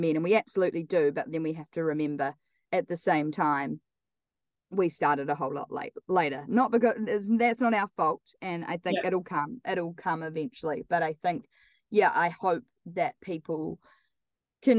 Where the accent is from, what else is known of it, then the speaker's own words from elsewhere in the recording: Wellington, New Zealand; moved away as an adult; now in Auckland, New Zealand; I'm obviously from Wellington